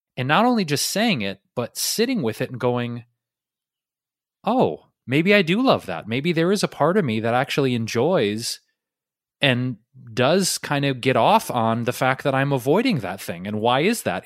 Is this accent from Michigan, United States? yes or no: yes; Detroit, Michigan, United States; moved away; where I grew up in Detroit